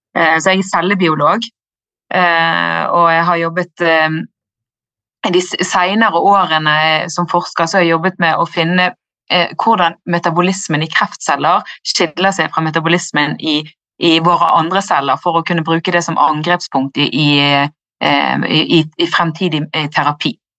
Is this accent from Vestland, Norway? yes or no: yes; Bergen, Vestland, Norway; also born or lived in Ås / Australia; Jeg er fra Bergen